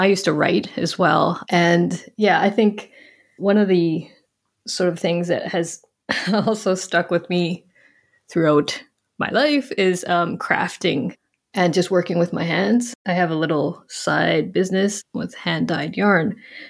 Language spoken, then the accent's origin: English; Western Canada, Canada; no, I grew up in Western Canada, actually.